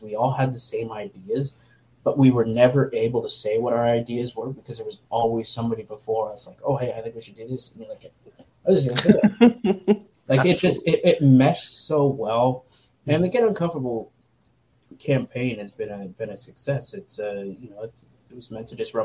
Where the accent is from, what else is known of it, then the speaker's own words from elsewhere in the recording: Canada; as a Canadian